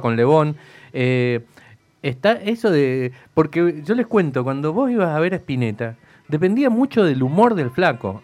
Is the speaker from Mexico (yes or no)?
no; Mendoza, Argentina; nosotros somos de Mendoza